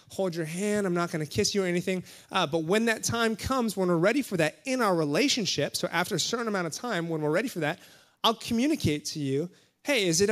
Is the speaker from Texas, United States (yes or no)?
no; Hawaii, United States; moved away; I'm from Hawaii.